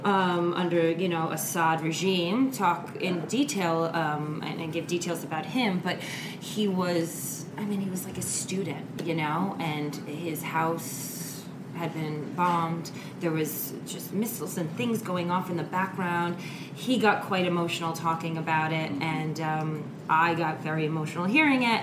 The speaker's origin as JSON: {"language": "English", "region": "New York", "country": "United States", "said": "I'm a New Yorker."}